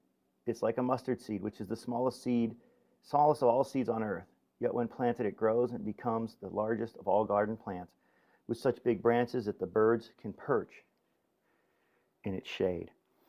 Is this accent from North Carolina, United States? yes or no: no; Woodland Hills, California, United States; You know, I grew up in Woodland Hills, and I grew up Sicilian